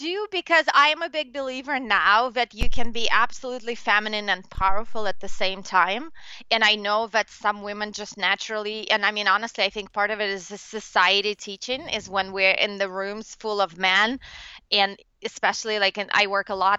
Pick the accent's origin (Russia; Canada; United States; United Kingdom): Russia; moved away; I'm from Russia originally